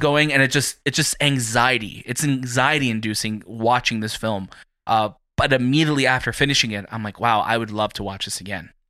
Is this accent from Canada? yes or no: yes; Toronto, Ontario, Canada; from Toronto